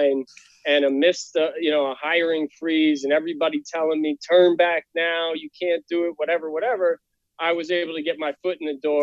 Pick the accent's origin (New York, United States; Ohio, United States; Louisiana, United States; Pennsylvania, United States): New York, United States; White Plains; moved away as an adult; also born or lived in Virginia; I grew up just outside of New York City, so 30 minutes north in White Plains, near Yonkers there